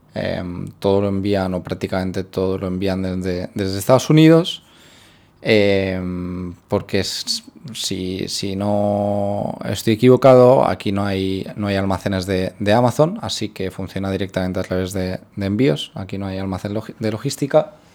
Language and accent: Spanish; Spain; moved away as an adult; now in Philippines; soy de España